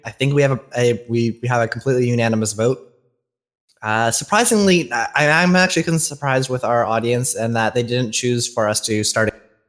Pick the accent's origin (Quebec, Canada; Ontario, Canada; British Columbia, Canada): Ontario, Canada; moved away; I am from Ontario.